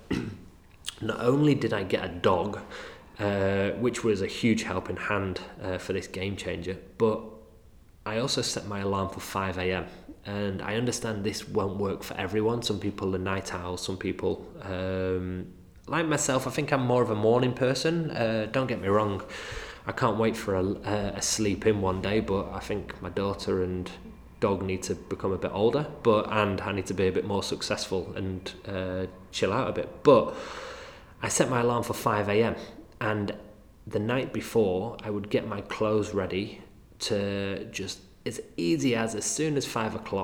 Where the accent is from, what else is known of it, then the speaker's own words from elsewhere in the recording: Manchester, North West England, United Kingdom; accent: Mancunian; my crazy Mancunian accent